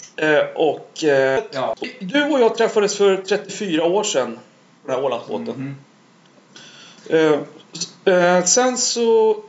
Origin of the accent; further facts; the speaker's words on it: Stockholm, Stockholm County, Sweden; jag växte upp i Skärholmen